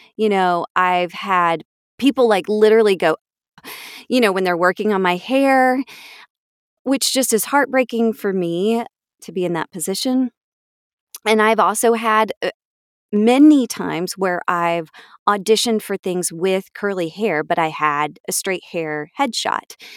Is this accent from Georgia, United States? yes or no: yes; Atlanta, Georgia, United States; I was born here in Atlanta